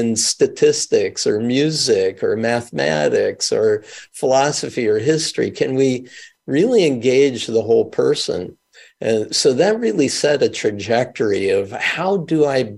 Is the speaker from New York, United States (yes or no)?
yes; Mount Vernon, New York, United States; also born or lived in Milwaukee, Wisconsin / Israel; I grew up in Mount Vernon, New York